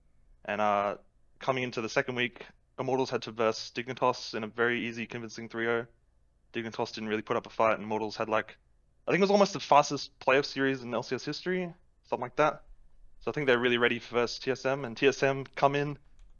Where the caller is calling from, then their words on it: Gold Coast, Queensland, Australia; Gold Coast, Australia.